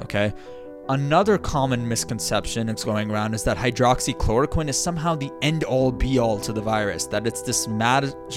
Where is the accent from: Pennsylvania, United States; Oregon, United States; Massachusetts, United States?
Massachusetts, United States; my home state of Massachusetts